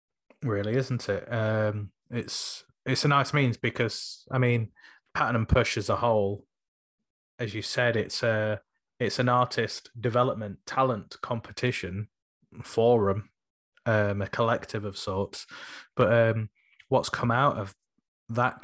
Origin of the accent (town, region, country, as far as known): Sheffield, Yorkshire and the Humber, United Kingdom